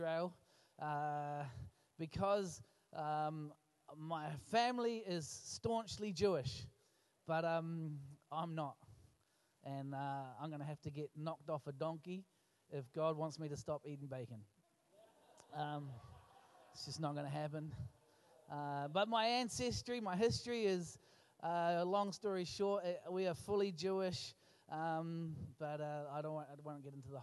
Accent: Lower Hutt, Wellington, New Zealand; now in Dunedin, New Zealand; I was born in Lower Hutt

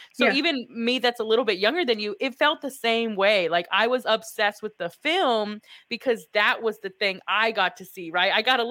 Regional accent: Texas, United States; We're Texan.

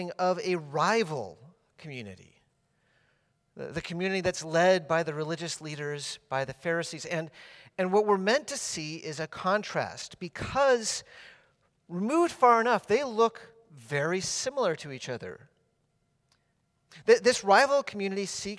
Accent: Massachusetts, United States; when I was growing up in Massachusetts, our house was right up against a forest in the backyard area

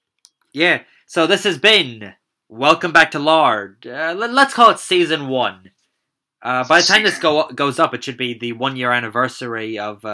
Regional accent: Ireland; We're Irish

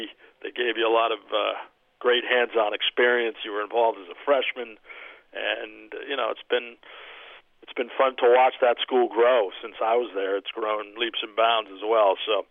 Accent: Weston, Massachusetts, United States; I grew up in Weston, about 20 minutes outside Boston, and you know, it's a typical Boston kid, always lived and died with the Bruins, the Celtics, Patriots, and Red Sox.

